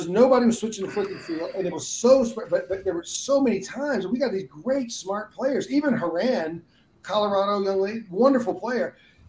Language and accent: English; London, United Kingdom; I grew up on the Mersey line in East End of London.